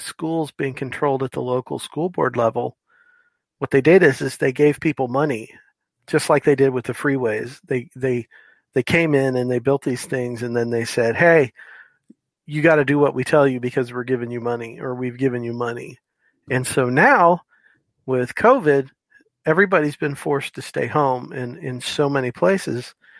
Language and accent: English; Florida, United States; now in Tennessee, United States; Well, I live in Tennessee, and I can tell you, I'm from Florida. And I did 12 years in the military and ended up in Tennessee.